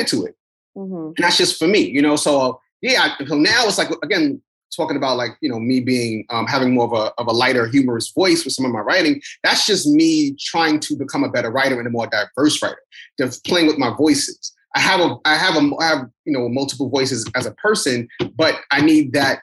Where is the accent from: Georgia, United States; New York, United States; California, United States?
New York, United States; New York City; I come from Brooklyn. Like, you know, we're in New York City, period. You just are raised to be tough and guarded